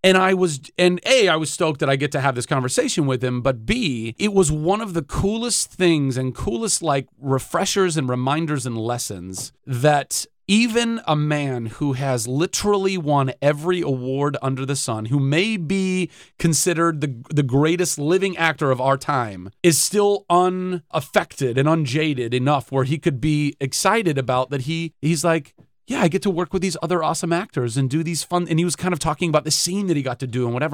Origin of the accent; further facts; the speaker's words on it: Ventura, California, United States; I'm from Ventura